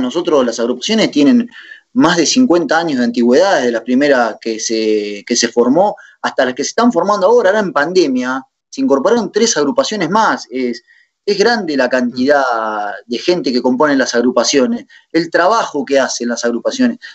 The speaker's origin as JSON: {"language": "Spanish", "town": "La Plata", "region": "Buenos Aires Province", "country": "Argentina", "lives_now": "Punta Lara, Argentina", "said": "ahora vivo en Punta Lara, eh, soy legendario de la República de los Hornos"}